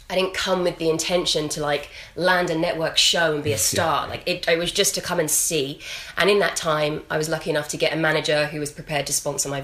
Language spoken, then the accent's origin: English; London, United Kingdom; moved away as an adult; now in Los Angeles, United States; I am from London originally, and 3 years ago, I moved